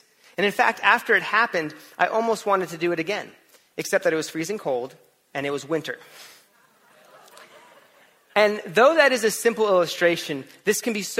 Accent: California, United States; moved away; also born or lived in Florida; when I was in elementary school and middle school, I grew up in California

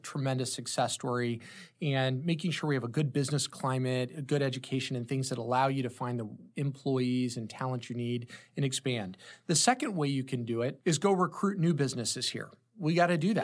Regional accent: Granite City, Illinois, United States; also born or lived in New York; Born and raised in the Saint Louis Metro. I was from the Illinois side of the Metro in Granite City, Illinois

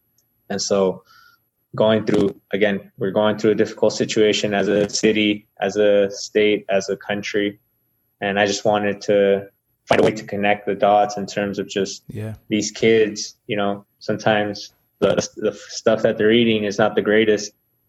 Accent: Salinas, California, United States; first language Spanish; now in New Mexico, United States; Spanish was my first language, and it just feels like a little bit of Salinas here in New Mexico.

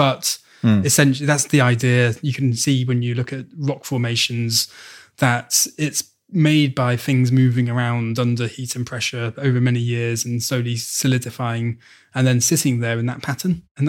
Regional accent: Wales, United Kingdom; moved away as an adult; I am actually Welsh. {S0} Oh, are you? Okay. {S1} Yeah, I was born in mid-Wales. So I have had a craving to return to Wales since leaving. When I first left in 2000

